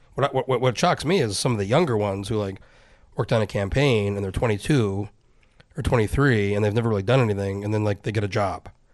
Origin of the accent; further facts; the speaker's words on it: New Mexico, United States; now in Alaska, United States; I'm from New Mexico